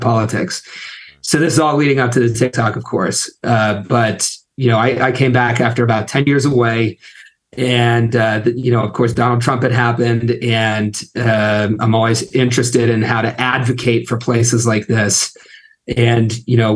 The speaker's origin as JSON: {"language": "English", "region": "Ohio Valley", "country": "United States", "tie": "born or raised there", "moved": "as an adult", "said": "I grew up in the Ohio Valley where I live now, and to just give people an idea of what that is. My hometown was a minute away from West Virginia and also Pennsylvania"}